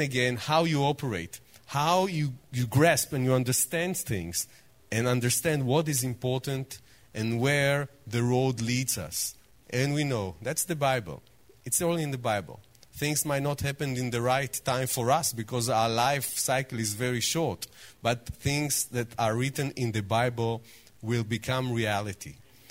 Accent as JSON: {"language": "English", "town": "Jerusalem", "region": "Jerusalem District", "country": "Israel", "said": "Shalom. I came all the way from Israel, from Jerusalem, to say to you two words in Hebrew."}